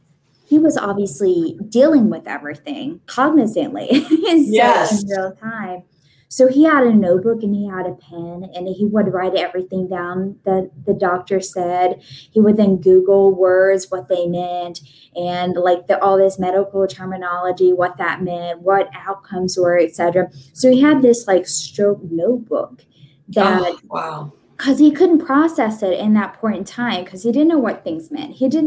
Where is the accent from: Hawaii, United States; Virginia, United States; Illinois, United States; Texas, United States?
Virginia, United States; I'm from Virginia.